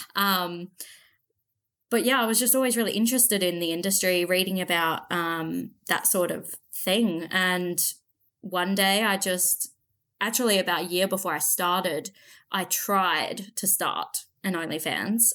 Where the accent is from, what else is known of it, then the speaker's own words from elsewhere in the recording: Central Australia, Australia; always been from Australia. I'm from Central Australia